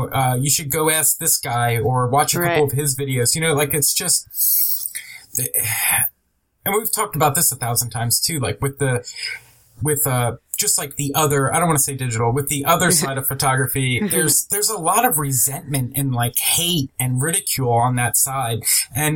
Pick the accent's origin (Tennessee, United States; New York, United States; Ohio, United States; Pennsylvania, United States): Pennsylvania, United States; moved away; I'm originally from Pennsylvania